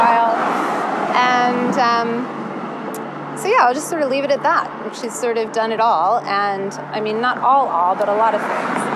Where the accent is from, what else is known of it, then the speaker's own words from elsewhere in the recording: Tallahassee, Florida, United States; I was born in Tallahassee, Florida